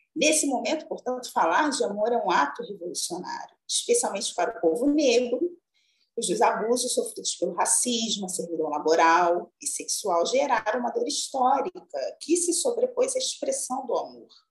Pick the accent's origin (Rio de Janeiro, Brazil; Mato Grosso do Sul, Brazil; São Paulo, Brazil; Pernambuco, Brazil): Rio de Janeiro, Brazil; São João de Meriti; Eu sou oriunda da Baixada Fluminense, mas especificamente do município de São João de Meriti, no Rio de Janeiro